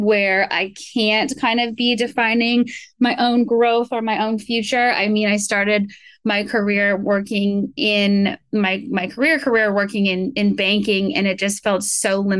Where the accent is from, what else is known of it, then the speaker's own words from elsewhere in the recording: Vancouver, British Columbia, Canada; moved away as an adult; also born or lived in New York; now in Los Angeles, United States; I grew up in Vancouver, really kind of outdoorsy upbringing